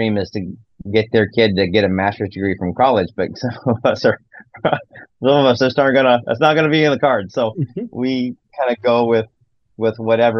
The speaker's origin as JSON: {"language": "English", "region": "Nebraska", "country": "United States", "tie": "born or raised there", "said": "I grew up in Nebraska and grew up in town"}